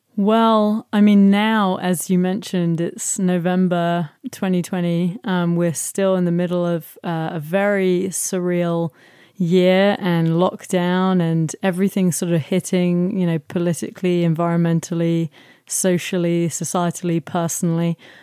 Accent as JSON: {"language": "English", "region": "London", "country": "United Kingdom", "tie": "born or raised there", "said": "I grew up in South London"}